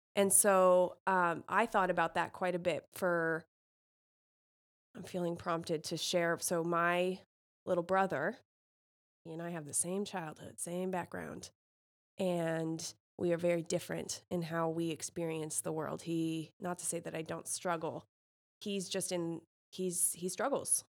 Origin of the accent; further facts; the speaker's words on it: California, United States; now in Indiana, United States; as a Californian